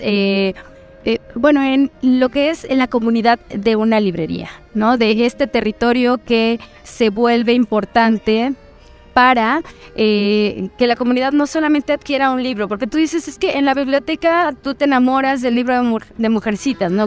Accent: Mexico; yo siendo mexicana

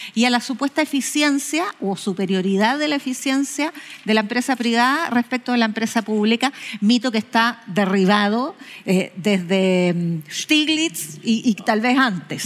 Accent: Chile; somos todos los chilenos

